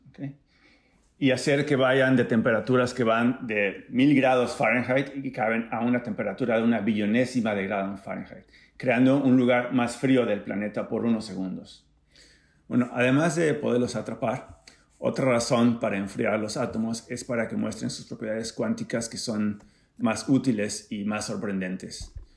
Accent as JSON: {"language": "Spanish", "town": "Acapulco", "region": "Guerrero", "country": "Mexico", "tie": "born or raised there", "moved": "yes", "lives_now": "San Diego, United States", "said": "crecí en Acapulco de Juárez"}